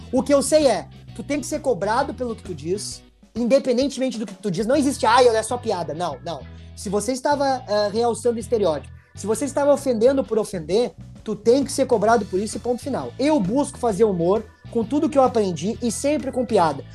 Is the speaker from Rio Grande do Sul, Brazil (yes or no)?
yes; Porto Alegre, Rio Grande do Sul, Brazil; eu me criei num, lá no Sarandi, meu velho. Eu me criei lá no Fernando Ferrari, no Parque dos Maia. Lá é minha origem.